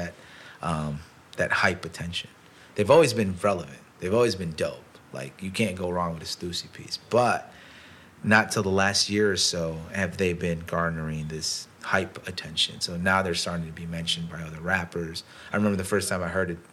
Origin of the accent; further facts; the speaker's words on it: Chicago, Illinois, United States; we're from Chicago